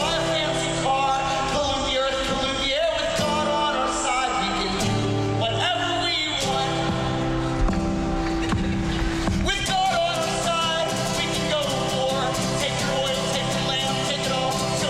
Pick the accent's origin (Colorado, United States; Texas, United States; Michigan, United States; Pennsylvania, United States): Pennsylvania, United States; Pittsburgh; I'm from Pittsburgh, Pennsylvania.